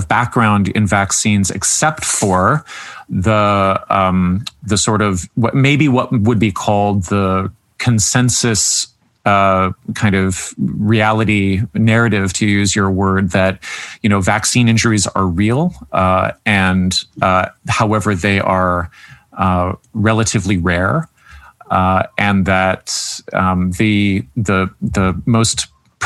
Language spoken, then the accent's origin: English; Canada; being the Canadian on staff